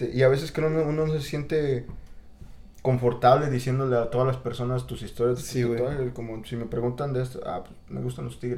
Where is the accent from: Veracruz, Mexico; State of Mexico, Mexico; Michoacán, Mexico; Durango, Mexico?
State of Mexico, Mexico; also born or lived in Puebla, Mexico; now in Chicago, United States; como a un año nos movimos a la Ciudad de México, al Estado de México. Ajá vivimos ahí, ahí crecí con, con, mi madre, mis abuelos, mis tías, mis tíos.